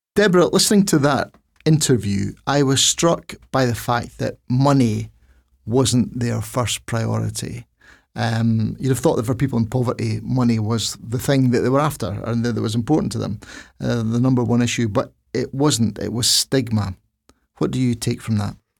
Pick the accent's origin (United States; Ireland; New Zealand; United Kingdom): United Kingdom; Dundee, Scotland; I was raised in Dundee in a, a, a, a, a, a two-room tenement with no toilet and no bath and no shower